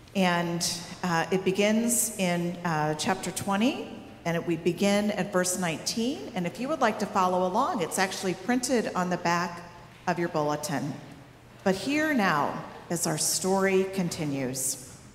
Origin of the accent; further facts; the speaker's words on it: Missouri, United States; I'm from Missouri, and in Missouri, they say seeing is believing